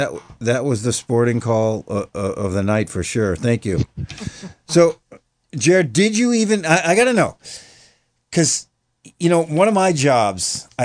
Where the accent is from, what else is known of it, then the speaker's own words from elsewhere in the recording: Jamestown, United States; moved away; There's a Jamestown Strider Club in my hometown.